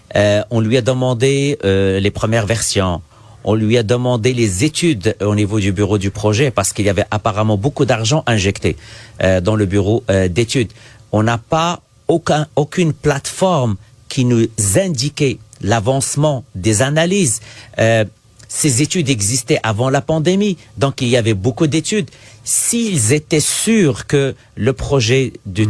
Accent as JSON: {"language": "French", "region": "Quebec", "country": "Canada", "said": "chez nous au Québec"}